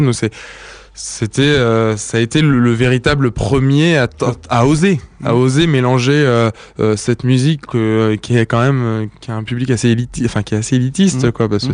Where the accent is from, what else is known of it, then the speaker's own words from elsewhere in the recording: near Rouen, Normandy, France; also born or lived in Yvelines; je suis né en fait dans les Yvelines, au Chénet, et j'ai vécu la plupart parle de mon enfance euh, en Normandie, près de Rouen